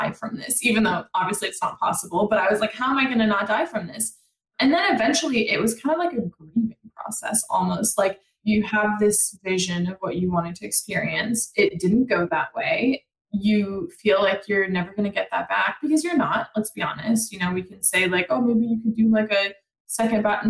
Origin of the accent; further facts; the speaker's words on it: France; moved away; I'm from France.